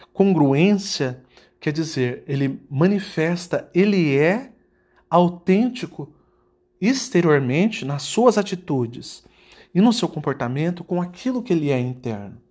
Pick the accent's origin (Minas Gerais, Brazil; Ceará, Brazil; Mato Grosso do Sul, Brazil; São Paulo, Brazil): Mato Grosso do Sul, Brazil; Campo Grande; moved away as an adult; now in United States; eu nasci numa família simples, num Campo Grande, no Mato Grosso do Sul, ou seja, no interior do Brasil. E é, fui criado, estudei em, em escolas é, públicas do Brasil